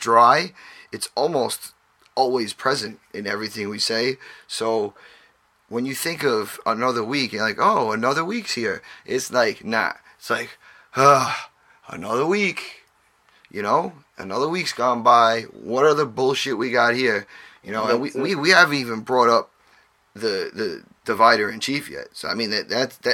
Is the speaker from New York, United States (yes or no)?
yes; New York, United States; we tend to talk a little quick because we're from New York